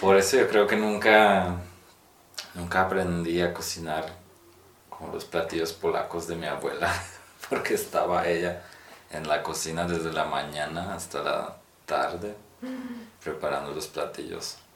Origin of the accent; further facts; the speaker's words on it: Poland; Spanish is a second language; now in Mexico; Yo siendo un polaco aquí en México, digo que soy de Polonia